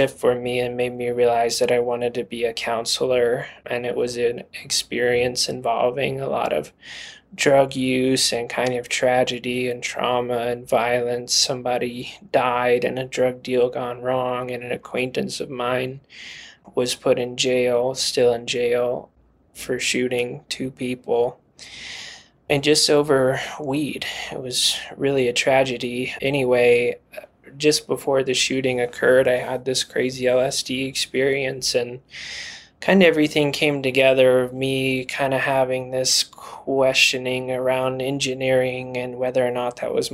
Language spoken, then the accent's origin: English; Hot Springs, Arkansas, United States; now in Colorado, United States; I was born and raised in Hot Springs, Arkansas